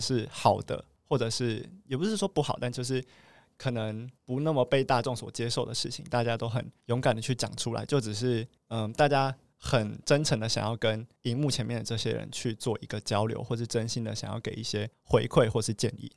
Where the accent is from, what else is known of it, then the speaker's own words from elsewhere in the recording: Taoyuan, Taiwan; 我是来自 桃园的